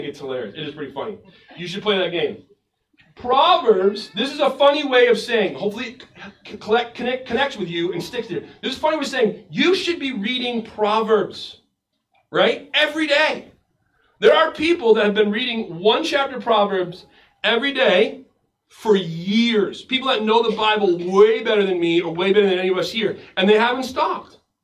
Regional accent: Western Maine, United States; I grew up in Western Maine

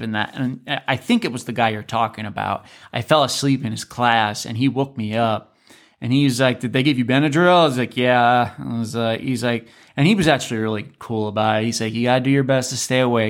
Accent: Alaska, United States; moved away; I'm from Alaska

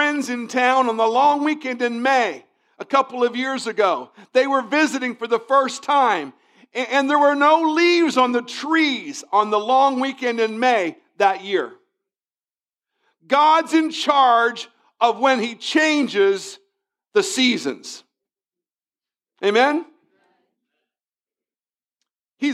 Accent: Virginia, United States; I came from Northern Virginia, and in Northern Virginia, spring starts one Monday and it ends the next

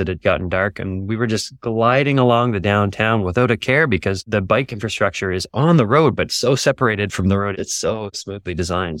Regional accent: near Toronto, Ontario, Canada; now in Yukon, Canada; I grew up near Toronto, in Ontario in Canada.

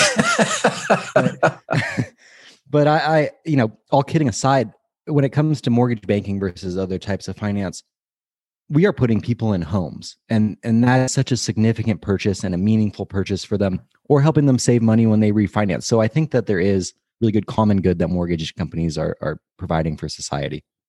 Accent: Bay Area, California, United States; I grew up in the Bay Area

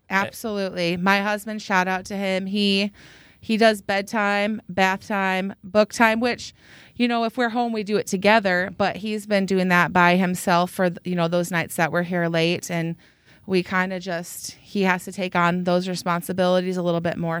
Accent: Mason City, Iowa, United States; now in Waverly, United States; I grew up in Mason City, Iowa

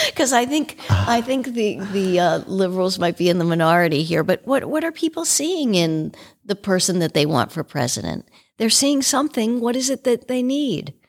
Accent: Washington, District of Columbia, United States; I grew up in Washington, D C.

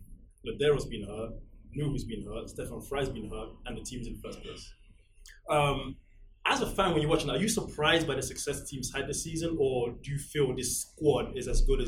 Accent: England, United Kingdom; moved away; I'm from England

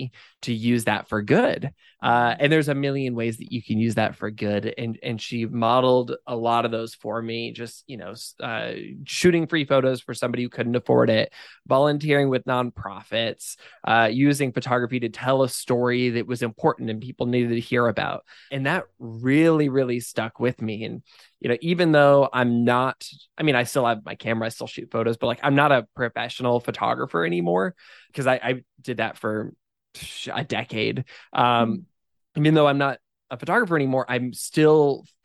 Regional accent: Eastern Washington State, United States; I grew up in Eastern Washington State, almost by Idaho

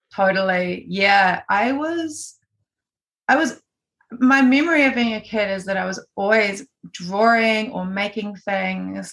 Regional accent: Gisborne, New Zealand; I was born in Gisborne on the east coast, and I grew up here. I lived here until I was 17.

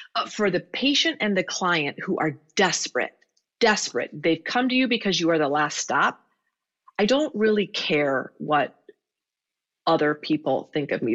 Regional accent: Iowa, United States; I grew up in Iowa

